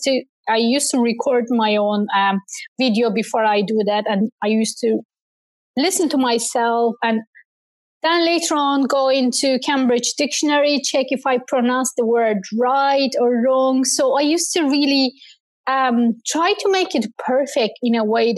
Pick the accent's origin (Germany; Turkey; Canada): Turkey; English is a second language; now in Ireland; I used to read poems to our community center in my hometown back in Turkey